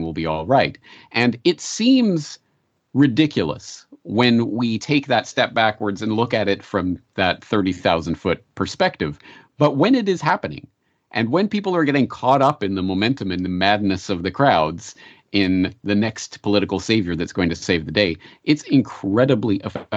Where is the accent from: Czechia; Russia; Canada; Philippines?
Canada; now in Japan; I'm a Canadian living in Japan